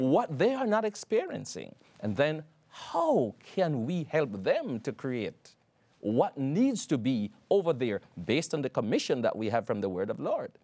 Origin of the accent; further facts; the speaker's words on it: Jamaica; moved away; I'm from Jamaica, and back there, um, I had, at one stage, twelve churches that I pastored